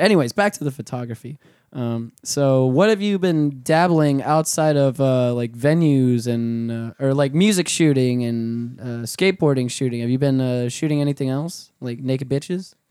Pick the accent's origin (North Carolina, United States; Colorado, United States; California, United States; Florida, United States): Florida, United States; Orlando; we're from, we're from Orlando